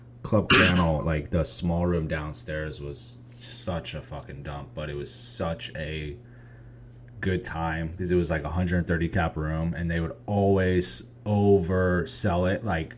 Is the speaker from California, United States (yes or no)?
no; Poughkeepsie, New York, United States; When I grew up in Poughkeepsie, New York